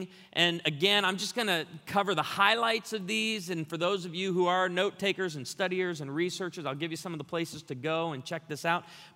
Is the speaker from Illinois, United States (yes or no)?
no; Branson, Missouri, United States; I'm from Branson, Missouri.